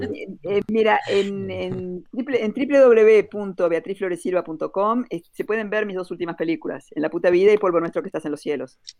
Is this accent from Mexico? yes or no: no; Uruguay; moved away as an adult; also born or lived in Brussels, Belgium; Yo nací, viví mis primeros 25 años en Uruguay